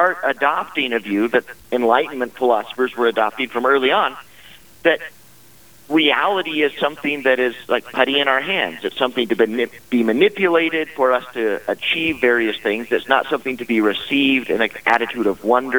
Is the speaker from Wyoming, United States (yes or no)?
yes; Wyoming, United States; I'm a Wyoming boy. I grew up here in Wyoming.